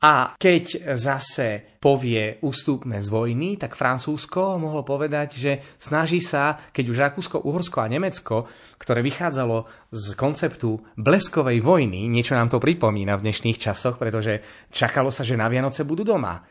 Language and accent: Slovak; Slovakia; My sme sa Slováci